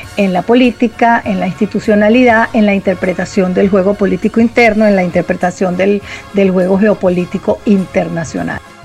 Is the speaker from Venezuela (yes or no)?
yes; Venezuela; como venezolanas y venezolanas